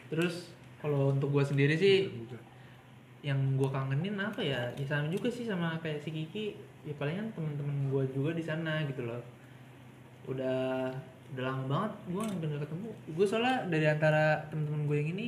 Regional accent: Bekasi, West Java, Indonesia; kalau di sini tuh beda kan kalau gue dari Bekasi ya Bekasi kan

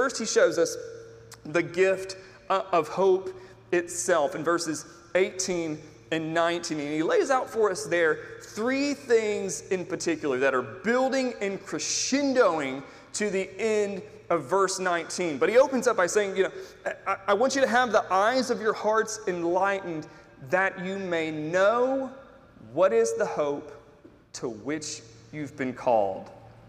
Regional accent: Tennessee, United States; Tennesseans are in love deeply with Dolly Parton. She is the matron saint of the state of Tennessee. We are all from Dolly.

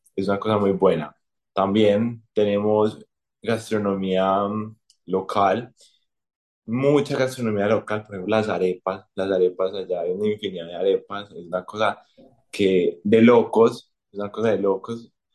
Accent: Colombia; como colombiano

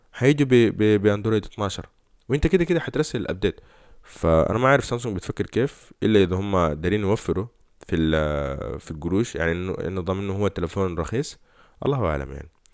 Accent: Sudan; احنا كسودانيين

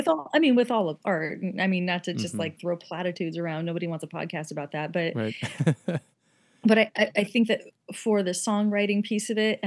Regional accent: Omaha, Nebraska, United States; I'm from Omaha.

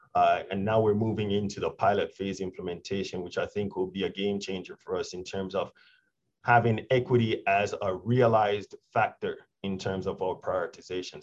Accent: Jamaica; moved away; I'm originally from Jamaica

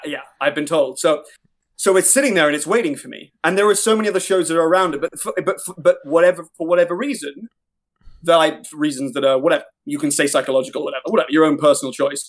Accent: Ireland; as an Irishman, as a, as a, someone with an act, with, you know, doing, changing up my accent

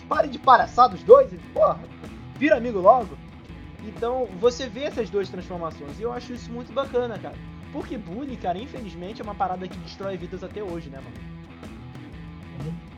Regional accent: Brazil; eu como brasileiro

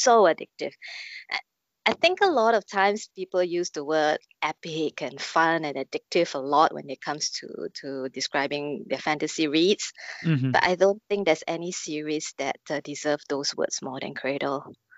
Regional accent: China; I'm Chinese. I grew up on Wuxia and Xianxia movies and TV series.

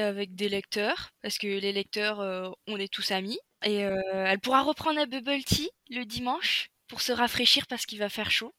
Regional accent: the North, Hauts-de-France, France; moved away; je suis nordiste de base

